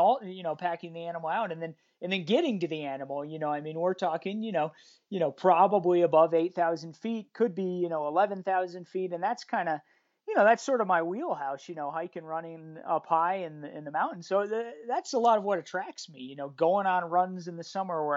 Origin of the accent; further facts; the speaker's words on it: Evergreen, Colorado, United States; I grew up right here. Same, I live in Evergreen, Colorado